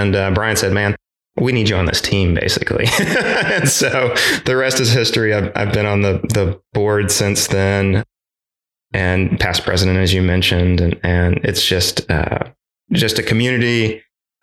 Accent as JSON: {"language": "English", "town": "Chattanooga", "region": "Tennessee", "country": "United States", "tie": "born or raised there", "also_born_or_lived": "Seaford, Delaware", "lives_now": "Knoxville, United States", "said": "I was born in Seaford, Delaware, a real short stint there, moved to Chattanooga and grew up there"}